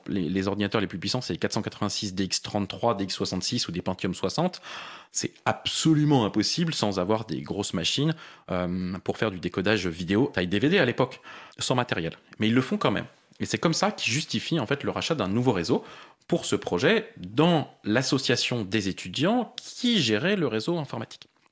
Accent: Paris, Île-de-France, France; je suis parisien. J'ai vécu la plupart de ma vie à Paris.

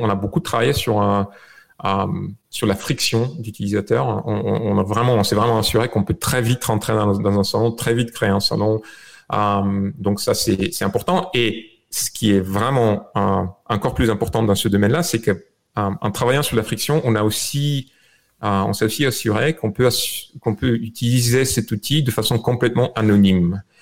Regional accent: Bulgaria; French is a second language; moved away as an adult; also born or lived in France; now in United States; je suis né en Bulgarie, je suis arrivé en France euh, euh, quand j'avais 21 ans, en 2001

